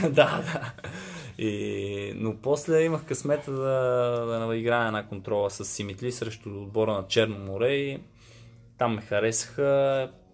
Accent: Gorni Bogrov, Sofia City, Bulgaria; moved away as an adult; also born or lived in Italy; съм от село Горни Богров, което е много близко до София

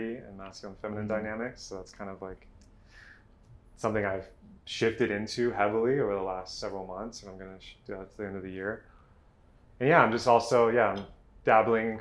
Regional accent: Texas, United States; moved away; also born or lived in Southern California / Northern California; growing up, born and raised in Texas

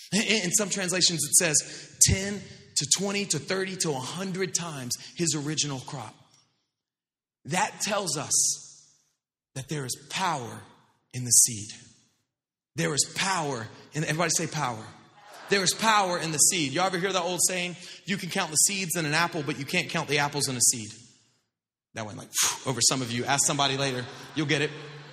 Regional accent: Florida, United States; I grew up in the South, like not South Florida. I mean, the real South, like Northwest Florida, like on up there.

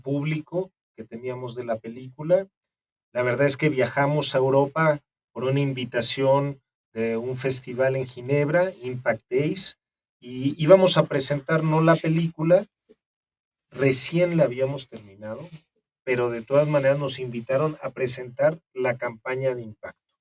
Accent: Mexico; nosotros como mexicanos

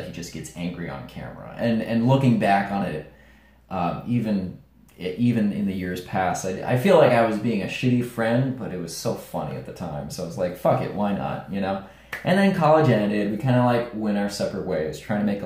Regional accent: New York, United States; we're both from New York

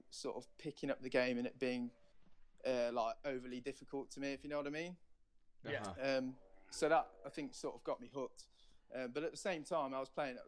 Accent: Nottingham, East Midlands, United Kingdom; So I'm from Nottingham.

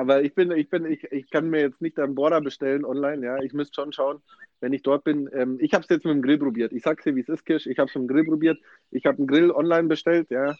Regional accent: Germany; bei uns in Deutschland

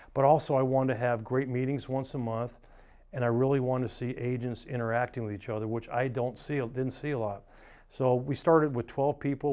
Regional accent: Atlanta, Georgia, United States; moved away; I grew up in Atlanta

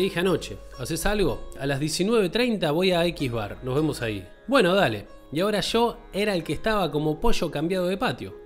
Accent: Córdoba, Argentina; moved away as an adult; soy un negro de Córdoba

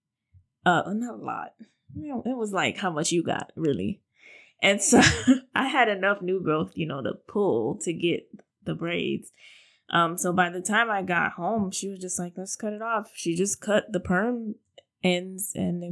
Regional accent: Miami, Florida, United States; moved away as an adult; also born or lived in Tampa; I moved from Miami to Tampa for school

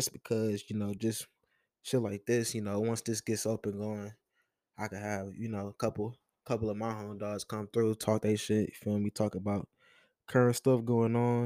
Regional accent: Detroit, Michigan, United States; growing up in Detroit, you kind of see the ruins of, like, the old riots

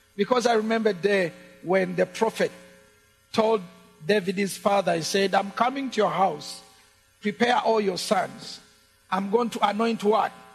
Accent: Uganda; English is a second language; the English we speak in Uganda

